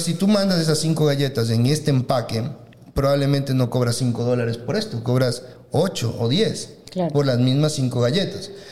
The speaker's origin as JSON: {"language": "Spanish", "country": "Ecuador", "said": "nosotros como ecuatorianos estamos acostumbrados"}